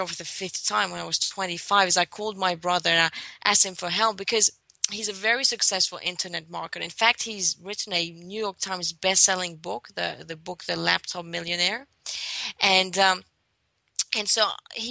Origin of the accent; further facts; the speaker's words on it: Greece; moved away as an adult; also born or lived in London; I was born and raised in Greece